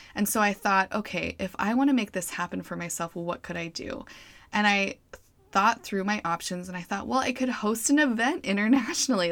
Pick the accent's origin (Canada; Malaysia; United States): United States; Boise, Idaho; moved away; staying in Idaho, where I'm from, I'm from Boise